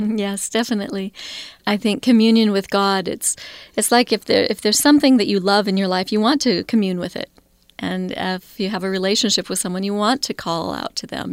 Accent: Idaho Falls, Idaho, United States; now in Salt Lake City, United States; Growing up in Idaho Falls was a wonderful, small, thirty-five thousand people

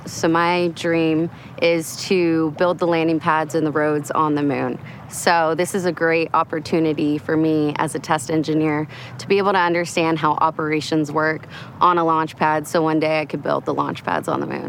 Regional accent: Orlando, Florida, United States; Growing up in Orlando was really unique when it comes to space

